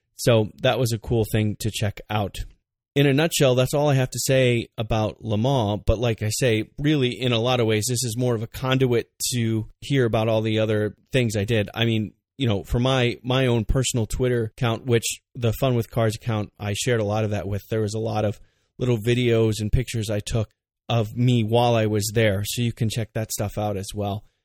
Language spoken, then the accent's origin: English; United States